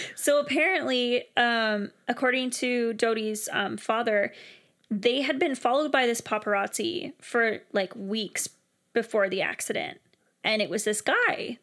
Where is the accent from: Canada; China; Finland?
Canada; as a Canadian